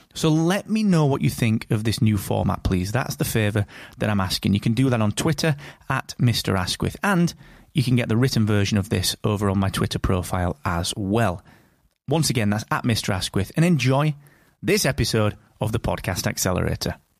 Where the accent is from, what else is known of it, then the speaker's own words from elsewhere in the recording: United Kingdom; I am that British podcast guy